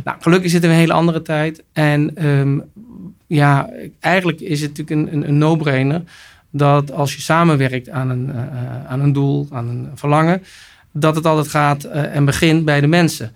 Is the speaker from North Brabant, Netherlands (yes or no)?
yes; North Brabant, Netherlands; also born or lived in Almelo / United States / France; Ik ben geboren in Almelo en opgegroeid in Brabant